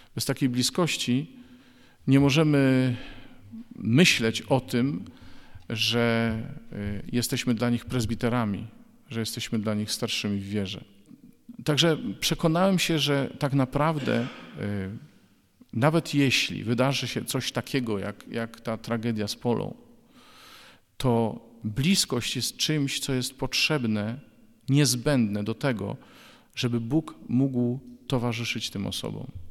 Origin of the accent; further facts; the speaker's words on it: Bydgoszcz, Kuyavian-Pomeranian Voivodeship, Poland; w 1993 roku w Bydgoszczy, skąd pochodzę